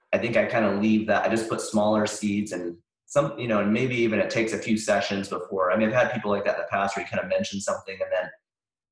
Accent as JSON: {"language": "English", "region": "Montana", "country": "United States", "tie": "born or raised there", "moved": "yes", "lives_now": "Santa Barbara, United States", "said": "I grew up in Montana"}